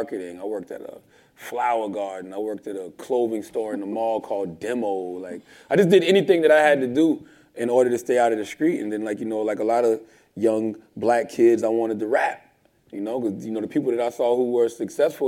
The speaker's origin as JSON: {"language": "English", "town": "Moncks Corner", "region": "South Carolina", "country": "United States", "also_born_or_lived": "Charleston, South Carolina", "said": "I'm from South Carolina, a small town called Monk's Corner. I was born in Charleston"}